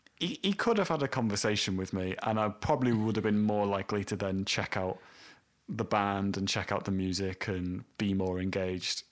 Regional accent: Welsh, Wales, United Kingdom; a Welshman and someone from Leeds

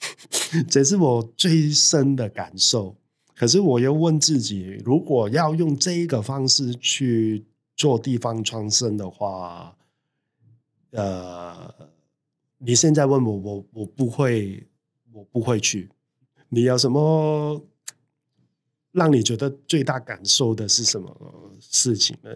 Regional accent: Hong Kong; now in Taiwan; 我在台湾其实是没有老家的嗯。。我去到哪里，我都是香港人啊

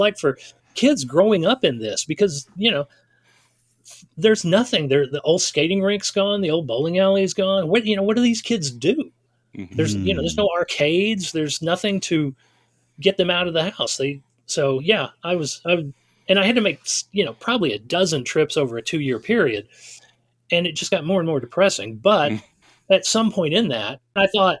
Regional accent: Tennessee, United States; moved away; the small town I grew up in Tennessee

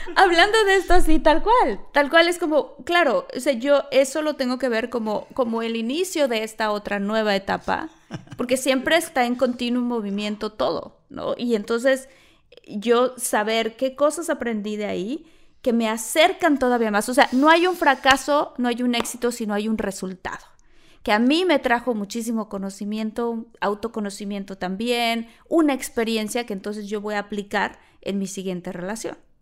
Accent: Mexico; moved away as an adult; now in United States

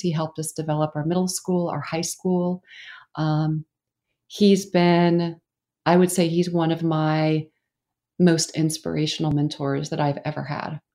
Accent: Oklahoma, United States; moved away as an adult; also born or lived in New York; I grew up in Oklahoma

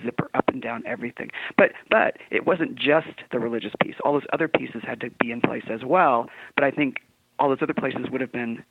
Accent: San Diego, California, United States; moved away as an adult; now in Utah, United States; I was born and raised in San Diego.

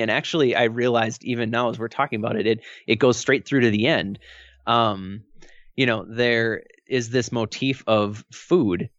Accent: Milwaukee, Wisconsin, United States; I've grown up in the Midwest all my life. I grew up in the Milwaukee area

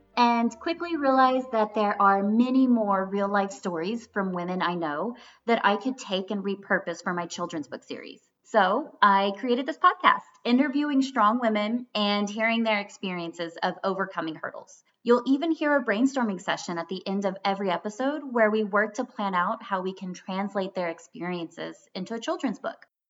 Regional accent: Beaumont, Texas, United States; I'm born and raised in Texas

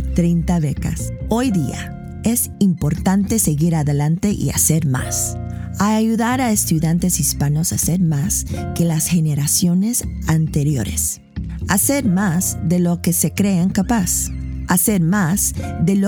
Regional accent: California, United States; I'm from Cali, California.

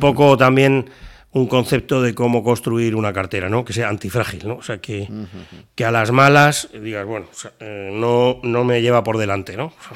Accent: Spain; te miran como un español

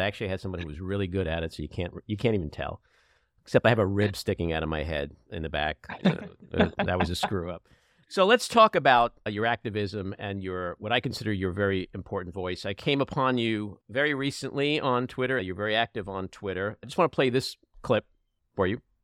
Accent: United States; As an American Jew

